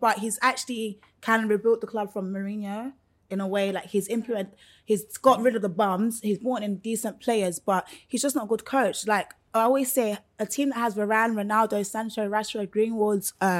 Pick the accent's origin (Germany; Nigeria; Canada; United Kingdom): United Kingdom; London; I'm from London.